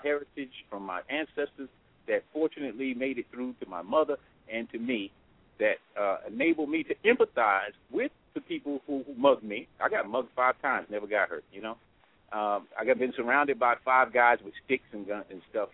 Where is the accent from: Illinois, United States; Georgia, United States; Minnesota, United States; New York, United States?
New York, United States; New York City; I came from the South Bronx